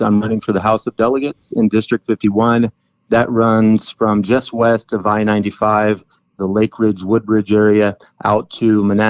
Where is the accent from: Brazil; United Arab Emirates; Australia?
Brazil; moved away as an adult; also born or lived in Texas; now in United States; I was born in Texas, and then when I was three, my dad took us back down to Brazil, and because his dad actually worked there for a number of years. And so I wouldn't exchange that background for anything. From age 3 to 19, I grew up there.